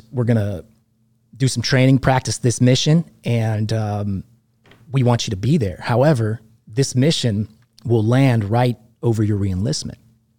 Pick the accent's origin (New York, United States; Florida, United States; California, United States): Florida, United States; Valparaiso; born there; Yeah, I was born in Valparaiso, which is just outside of Eglin Air Force Base.